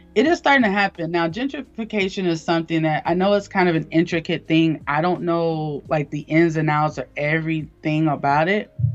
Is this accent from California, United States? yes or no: no; Eatonville, Florida, United States; I'm from Eatonville, Florida, which is um, the oldest black incorporated town in America